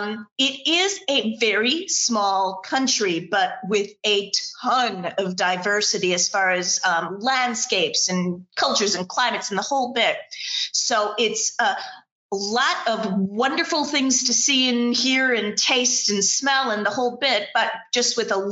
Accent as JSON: {"language": "English", "country": "United States", "moved": "yes", "lives_now": "United Kingdom", "said": "Again, another weird accent. Yes, I'm originally from the States. I live in the UK"}